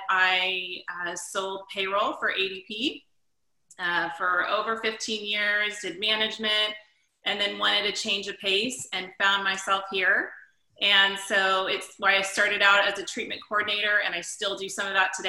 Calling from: Los Altos, California, United States; I'm calling from Northern California. I'm in Los Altos right now.

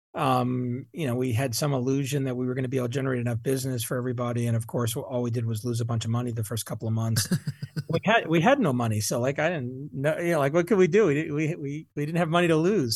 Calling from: Boulder, Colorado, United States; I'm calling you from Boulder, Colorado.

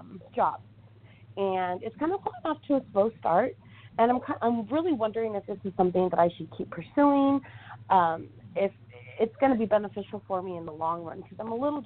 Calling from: California, United States; And I'm calling from California.

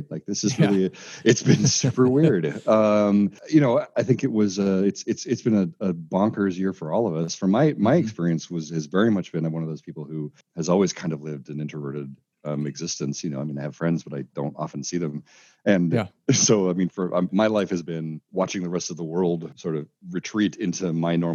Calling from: Seattle, Washington, United States; I am talking to you from Seattle, Washington, looking out my my window at uh, at lovely Belltown here.

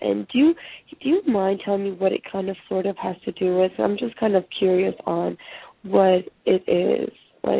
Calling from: California, United States; I'm calling from California.

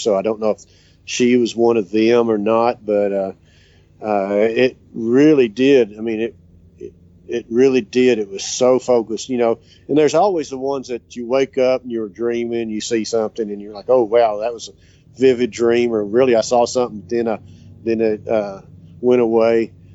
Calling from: Duster, Texas, United States; I'm calling from Duster, Texas, which is just south of Gorman, Texas

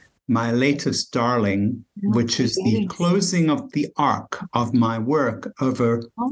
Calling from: Bethesda, Maryland, United States; Just outside of Washington, D.C., Bethesda, Maryland.

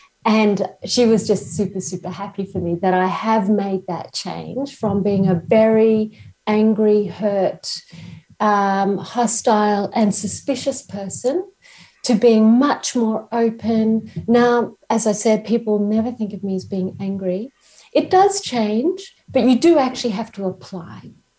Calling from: Queensland, Australia; I'm calling from Australia, from Queensland, and I'm in an Aboriginal country, First Nations country called Gubbi Gubbi Country.

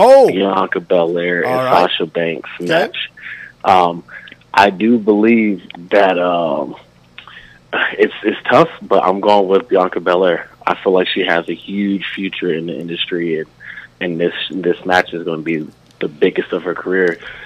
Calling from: Las Vegas, Nevada, United States; Calling from Las Vegas, Nevada. … tuning in to the show.

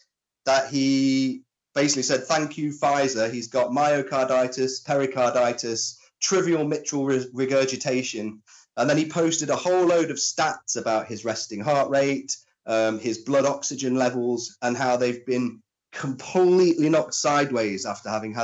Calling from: Nottingham, East Midlands, United Kingdom; I'm in Nottingham, mate.

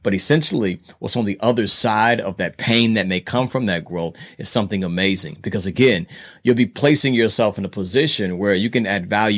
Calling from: Indianapolis, Indiana, United States; I am calling from Indianapolis, Indiana, aka Naptown.

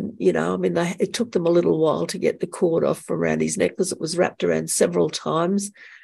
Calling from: Brisbane, Queensland, Australia; I'm calling from Brisbane in the state of Queensland in Australia.

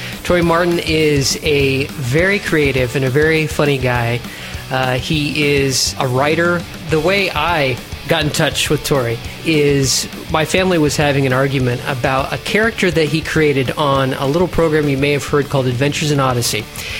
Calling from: Italy; Well, since I am Skyping from Italy and live in Italy, I have a very high appreciation for this strong coffee

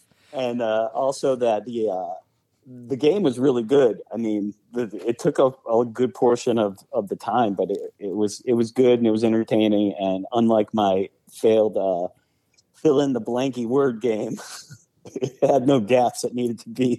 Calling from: Cincinnati, Ohio, United States; I'm calling in from Cincinnati.

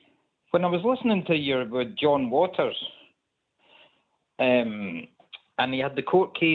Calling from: Stirling, Scotland, United Kingdom; I'm in Scotland.

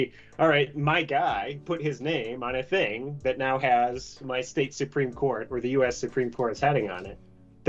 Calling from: Arizona, United States; I'm calling in from Arizona right now.

